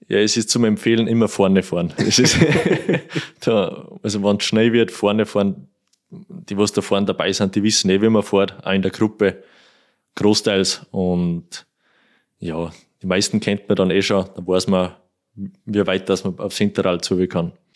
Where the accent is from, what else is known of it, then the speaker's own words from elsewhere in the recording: Kuchl, Salzburg, Austria; da fahren wir Kuchel durch, das ist mein Heimatort